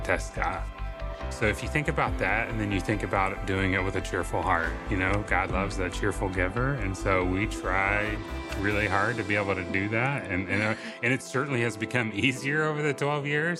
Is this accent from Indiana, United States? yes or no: yes; Indianapolis, Indiana, United States; moved away; we were both born and raised in Indianapolis, Indiana